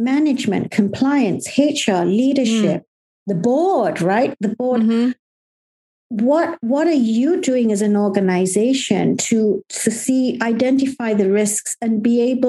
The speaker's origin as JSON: {"language": "English", "country": "Malaysia", "moved": "yes", "lives_now": "United Kingdom", "said": "Me as a Malaysian"}